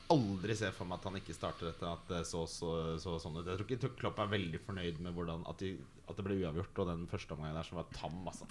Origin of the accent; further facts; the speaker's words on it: Ski, Akershus, Norway; når du vokser opp i Ski, sånn som meg